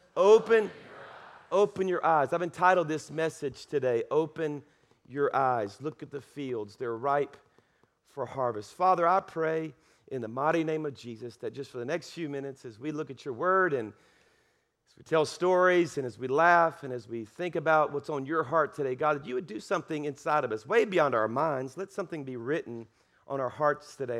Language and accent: English; South Louisiana, United States; now in Alabama, United States; I'm from South Louisiana. I'm a Cajun